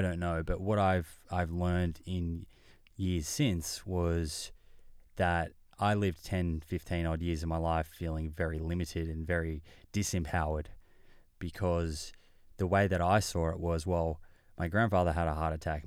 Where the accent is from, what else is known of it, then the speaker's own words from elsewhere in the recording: Melbourne, Victoria, Australia; I grew up in Melbourne.